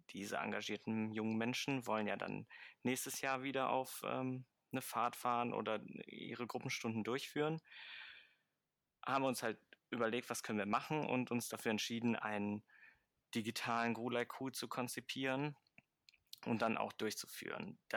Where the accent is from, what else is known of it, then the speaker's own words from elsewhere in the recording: Mönchengladbach, North Rhine-Westphalia, Germany; Ich komme aus Mönchengladbach-Fenn